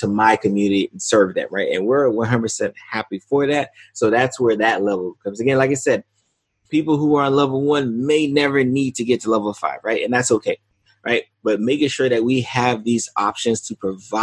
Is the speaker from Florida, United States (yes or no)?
yes; South Florida, United States; I'm in South Florida, so the likely first one will be in my hometown